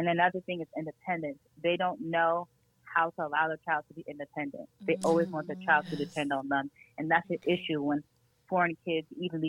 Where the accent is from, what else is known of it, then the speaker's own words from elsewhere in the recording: Nigeria; I am Nigerian and I have the traditions and values, the food, the parties, the wedding